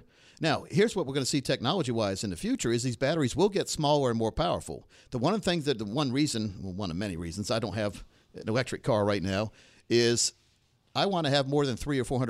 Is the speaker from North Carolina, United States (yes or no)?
yes; Laurinburg, Fayetteville, North Carolina, United States; we moved from Laurinburg, North Carolina, to Fayetteville, North Carolina.